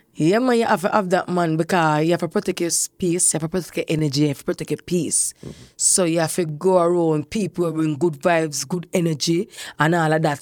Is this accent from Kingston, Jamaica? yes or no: yes; Kingston, Jamaica; I grew up in Fletcher's Land.